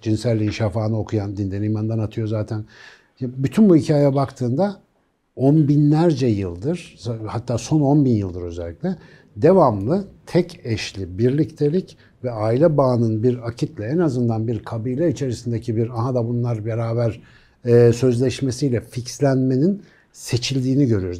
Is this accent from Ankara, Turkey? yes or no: yes; Ankara, Turkey; Ankaralıyım ben. Ben küçükken de Melih Gökçek vardı.